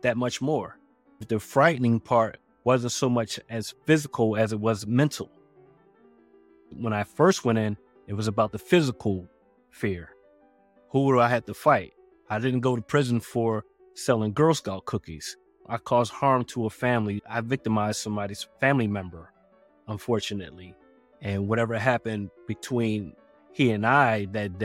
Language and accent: English; Philadelphia, Pennsylvania, United States; I'm from Philadelphia. And it was a tight-knit community